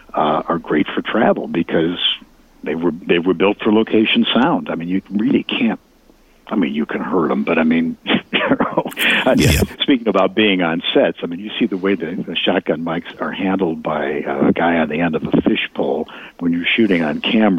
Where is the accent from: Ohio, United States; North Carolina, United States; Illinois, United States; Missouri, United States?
Illinois, United States; Chicago; If you really live in Chicago, and it looks like I grew up on the South Side, that's how people talk.